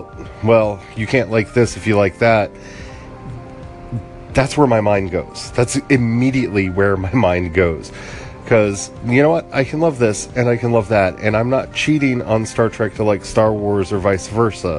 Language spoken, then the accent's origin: English; United States; as an American because I've grown up an American and I don't have a context outside of this.